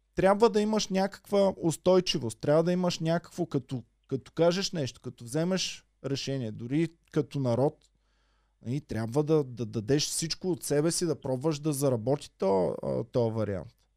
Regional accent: Bulgaria; аз като българин

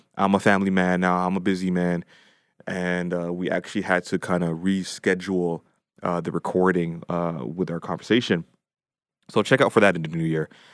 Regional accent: Toronto, Ontario, Canada; now in Ajax, Canada; I grew up, uh, four oh one in Meadowvale, so Dean Park.

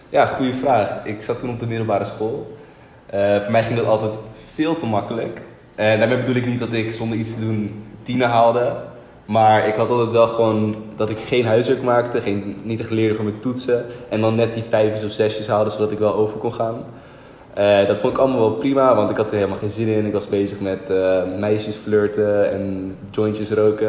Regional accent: Lelystad, Flevoland, Netherlands; toen ging ik terug naar Lelystad, waar ik geboren ben.

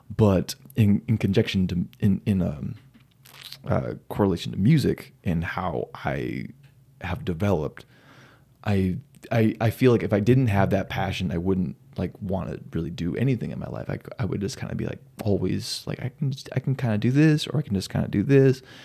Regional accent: Silver City, New Mexico, United States; moved away as an adult; now in Phoenix, United States; I grew up in New Mexico

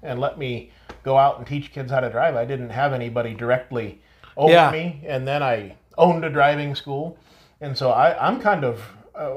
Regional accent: Barberton, Ohio, United States; growing up in Barberton

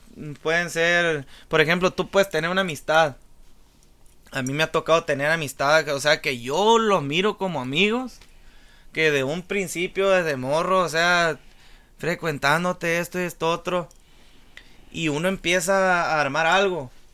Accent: La Reforma, Sinaloa, Mexico; moved away; Yo mi niñez eh, la empecé en la Reforma Angostura Sinaloa. Soy de, soy de Angostura, Sinaloa, del puerto de la Reforma

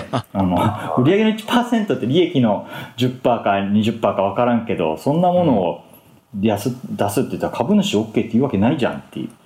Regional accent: Fukuoka, Japan; moved away as an adult; also born or lived in Tokyo; 僕は福岡の人間で大学、東京に行って

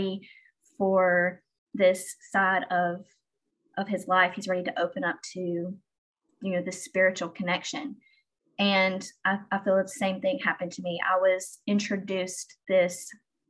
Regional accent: Alabama, United States; I grew up in the South. I grew up in Alabama

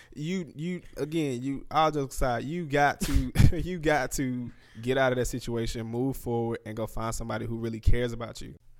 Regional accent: Anniston, Alabama, United States; I'm from Anniston, Alabama.

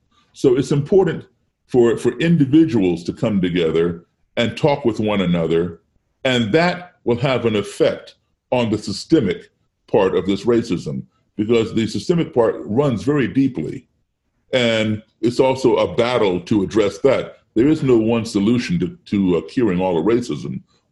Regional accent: Chicago, Illinois, United States; born there; I was born in Chicago only because my mom and dad were there when I was born.

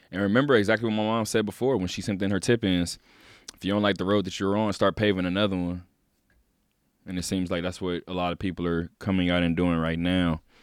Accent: Inglewood, California, United States; I'm from Inglewood, California

